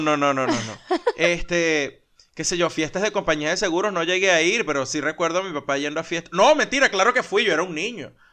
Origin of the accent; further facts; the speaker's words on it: Venezuela; moved away; los venezolanos somos chéveres